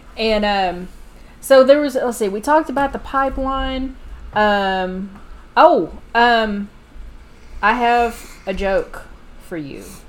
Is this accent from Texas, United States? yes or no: yes; Texas, United States; I was raised in the South. I was raised in Texas